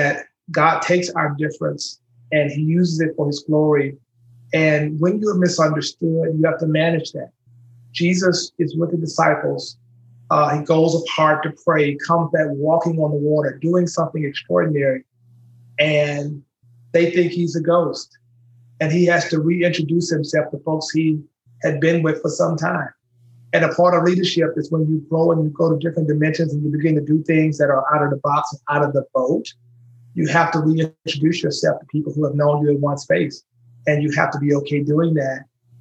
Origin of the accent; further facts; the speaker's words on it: Shreveport, Louisiana, United States; moved away as an adult; now in Nashville, United States; I'm from Shreveport, Louisiana